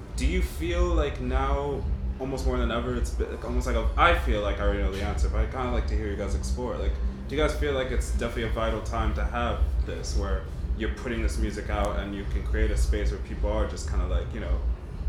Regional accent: London, United Kingdom; I was raised a bit in London, so that to say that means the world to me.

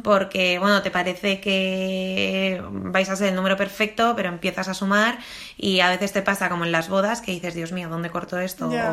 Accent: Spain; somos españoles

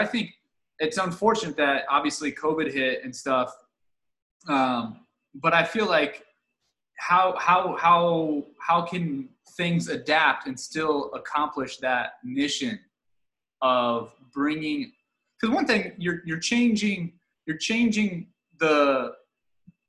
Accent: Dayton, Ohio, United States; I'm from Dayton

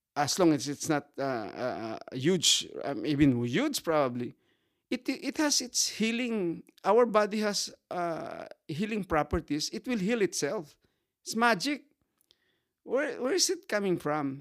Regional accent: Sagay, Negros Occidental, Philippines; I am from Fabrica Sagay in Negros.

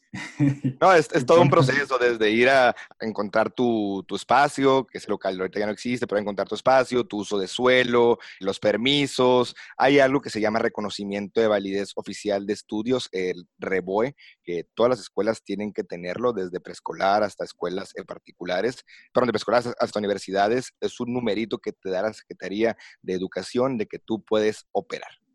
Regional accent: Mexicali, Baja California, Mexico; originario, nacido, criado, vivido en la ciudad de Mexicali, Baja California

